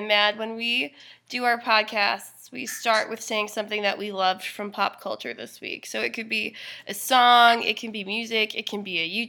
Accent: Chicago, Illinois, United States; moved away; we, sisters from Chicago, now living in different parts of the country

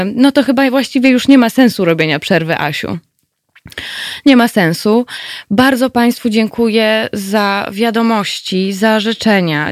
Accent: Katowice, Silesian Voivodeship, Poland; ja tutaj jestem ze Śląska, jestem rodowitą katowiczanką

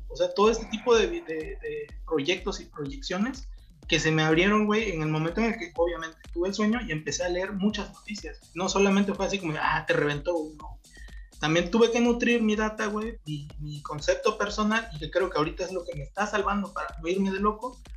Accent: Oaxaca, Mexico; yo que soy de acá de Huaco

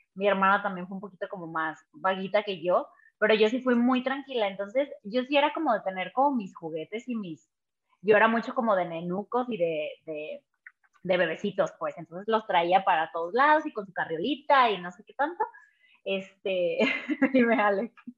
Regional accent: Guadalajara, Jalisco, Mexico; soy de Guadalajara

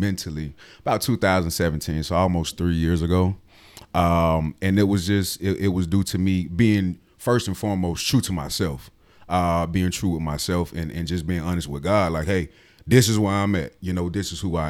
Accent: Atlanta, Georgia, United States; I'm originally from Atlanta, Georgia, 30 years of age

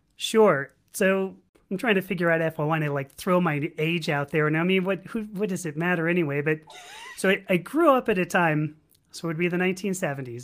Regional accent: Los Angeles, California, United States; also born or lived in San Diego; my hometown, which is Los Angeles

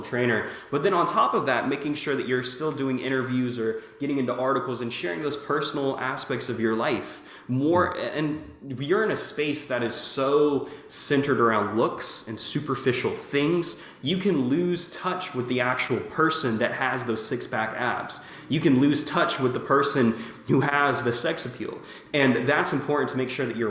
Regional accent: Jacksonville, Florida, United States; also born or lived in California; now in Little Rock, United States; I'm from Jacksonville, Florida. I'm living in Little Rock, Arkansas right now

